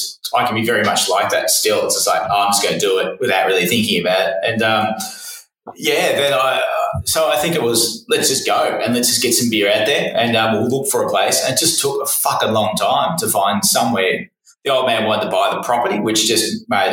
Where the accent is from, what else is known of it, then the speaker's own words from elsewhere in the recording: Shepparton, Victoria, Australia; we're from Shepparton